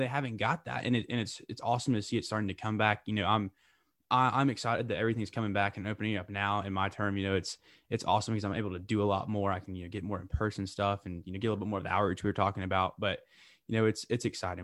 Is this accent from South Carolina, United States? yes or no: yes; Lake Wylie, South Carolina, United States; Lake Wiley, South Carolina, originally.